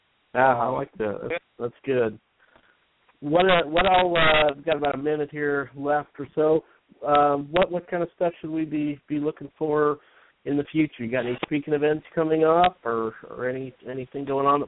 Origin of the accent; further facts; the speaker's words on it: Utah, United States; moved away; I grew up in Utah, and we used to get a lot of snow there.